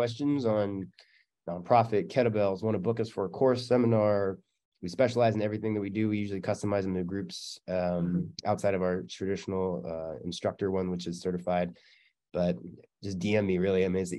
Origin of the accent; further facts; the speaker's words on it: Canada; I'm Canadian. Of course I'm polite.